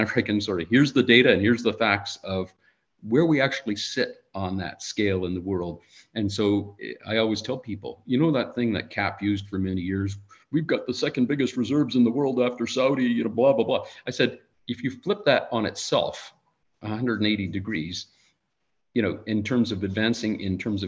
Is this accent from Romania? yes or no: no; Canada